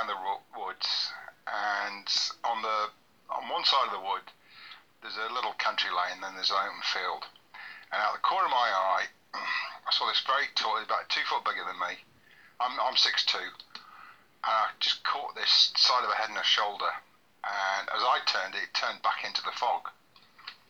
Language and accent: English; rural Cheshire, North West England, United Kingdom; also born or lived in Manchester / Israel; I was born in Manchester, raised in rural Cheshire.